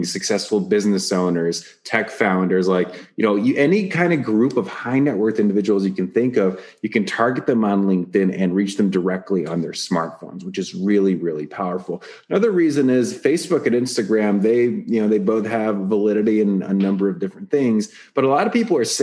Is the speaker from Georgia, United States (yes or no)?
yes; Atlanta, Georgia, United States; I grew up immigrant family and we spoke Russian and I grew up in Atlanta.